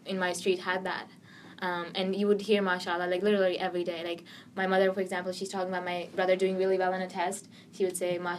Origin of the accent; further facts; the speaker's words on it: Gilgit, Gilgit-Baltistan, Pakistan; moved away; also born or lived in Islamabad, Pakistan; Well, I've lived in the very north. There's a place called Gilgit.